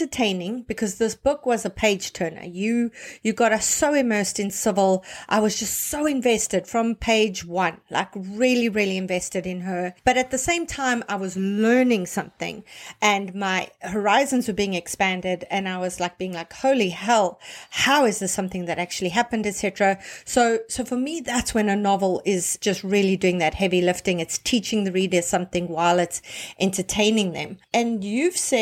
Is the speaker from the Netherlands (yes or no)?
no; South Africa; I come from South Africa